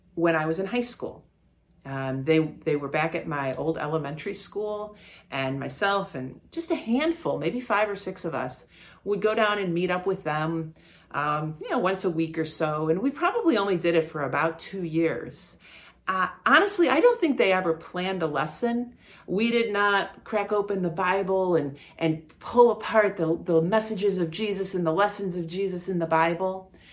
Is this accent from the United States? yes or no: yes; Parma, Ohio, United States; I grew up in Parma